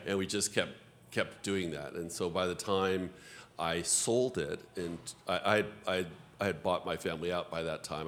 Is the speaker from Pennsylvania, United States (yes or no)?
no; Los Angeles, California, United States; also born or lived in Santa Barbara; I grew up in Los Angeles